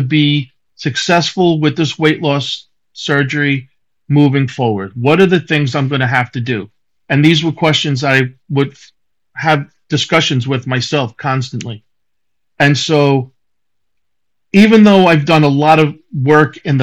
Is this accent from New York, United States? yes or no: yes; Long Island, New York, United States; moved away as an adult; now in South Carolina, United States; I'm originally from Long Island.